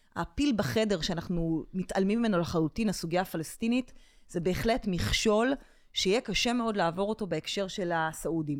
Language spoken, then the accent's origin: Hebrew; Israel; אני ישראלית